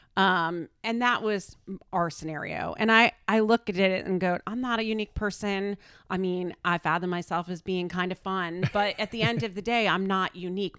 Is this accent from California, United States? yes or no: no; Connecticut, United States; also born or lived in Darien, Connecticut; I grew up in Connecticut, so I've been here a very long time